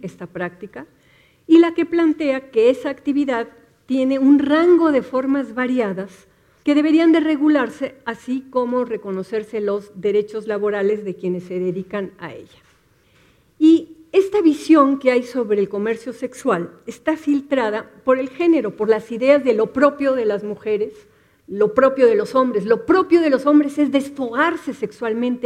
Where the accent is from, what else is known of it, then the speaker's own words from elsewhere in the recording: Mexico City, Mexico; las ciudadanas del Distrito Federal